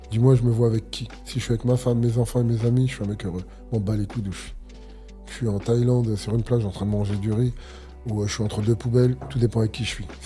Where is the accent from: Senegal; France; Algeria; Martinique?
Algeria; Moi, je suis un Algérien, je mange que du.